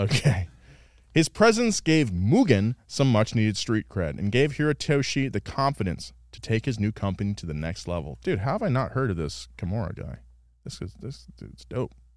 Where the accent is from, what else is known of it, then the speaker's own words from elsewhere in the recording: Central California, United States; now in Los Angeles, United States; growing up in Central California